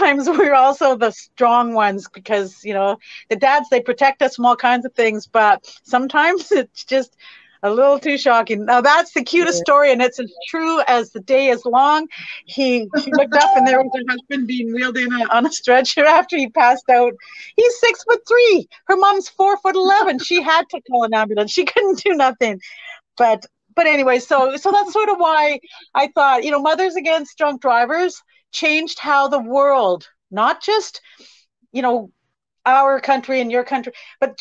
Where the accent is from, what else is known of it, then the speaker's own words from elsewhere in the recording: Kamloops, British Columbia, Canada; I'm from Kamloops, BC. We're a small little place